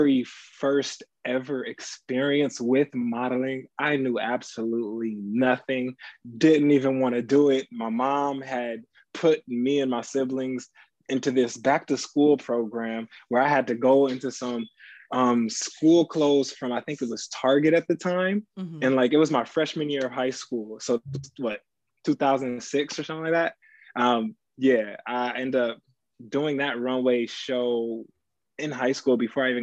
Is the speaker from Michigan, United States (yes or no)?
yes; Battle Creek, Michigan, United States; moved away as an adult; also born or lived in Indiana / Ohio; now in New York City, United States; I'm originally from Battle Creek, Michigan, home of Kellogg's, Cereal City